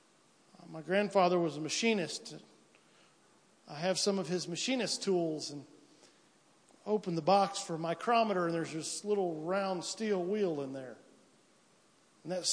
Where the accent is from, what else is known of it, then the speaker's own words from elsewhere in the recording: United States; where I'm from roughly from Piedmont to Williamsville